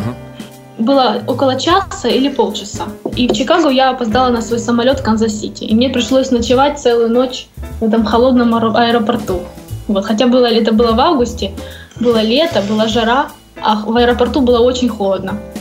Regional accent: Donetsk, Donetsk Oblast, Ukraine; moved away as an adult; also born or lived in Kyiv, Ukraine; now in Columbia, United States; мы оба из Донецка. Свою, так сказать, деятельность я начинала в Донецке

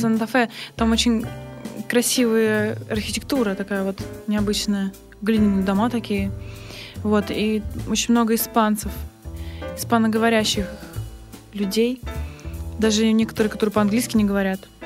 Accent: Vladivostok, Primorsky Krai, Russia; я сама из, родом из Владивостока

